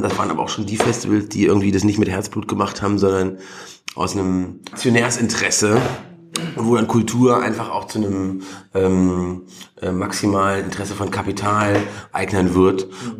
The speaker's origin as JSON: {"language": "German", "country": "Germany", "tie": "born or raised there", "moved": "yes"}